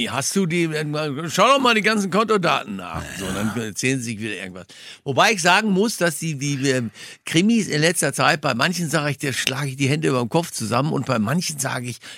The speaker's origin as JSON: {"language": "German", "region": "North Rhine-Westphalia", "country": "Germany", "tie": "born or raised there", "said": "in meiner alten Heimat da im Ruhrgebiet"}